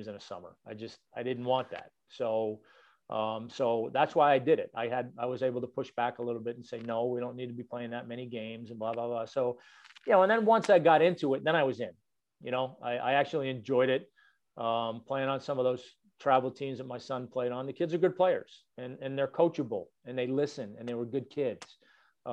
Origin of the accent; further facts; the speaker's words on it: Boston, Massachusetts, United States; now in Atlanta, United States; I grew up in Boston